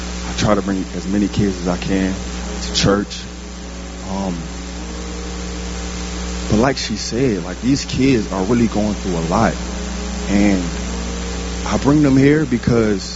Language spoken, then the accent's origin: English; Richmond, Virginia, United States; I'm from Richmond